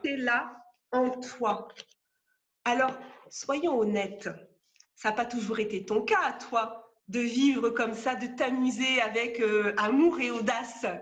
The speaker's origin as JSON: {"language": "French", "country": "France", "also_born_or_lived": "Gironde", "said": "moi, je suis française, je vis en Gironde."}